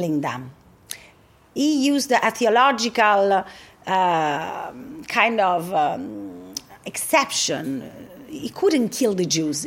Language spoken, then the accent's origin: English; Rome, Lazio, Italy; The Jewish community of Rome, it's a unique community, because we came straight from Jerusalem